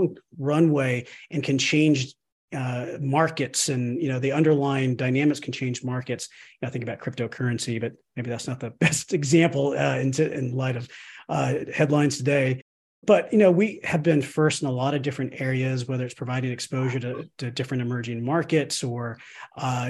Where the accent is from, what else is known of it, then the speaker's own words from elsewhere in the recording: Austin, Texas, United States; moved away as an adult; also born or lived in Chicago, Illinois / Rockville, Maryland; I'm originally from Austin, Texas